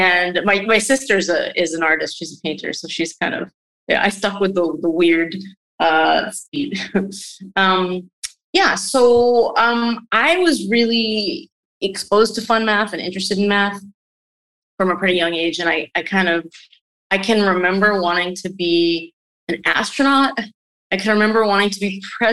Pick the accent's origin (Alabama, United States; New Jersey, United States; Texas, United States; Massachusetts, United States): New Jersey, United States; also born or lived in New York City, New York; So I was born in New York City, in Greenwich Village. My folks were living in the city for a while around that time, and then we moved to the suburbs. So I grew up in the New Jersey